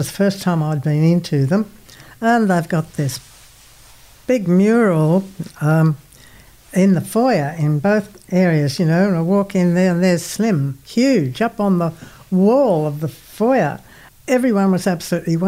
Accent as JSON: {"language": "English", "town": "Singleton", "region": "New South Wales", "country": "Australia", "tie": "born or raised there", "said": "I was born in Singleton in the Hunter Valley."}